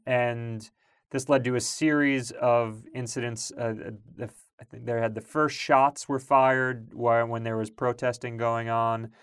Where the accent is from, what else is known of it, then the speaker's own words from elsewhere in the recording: Long Island, New York, United States; I grew up in Long Island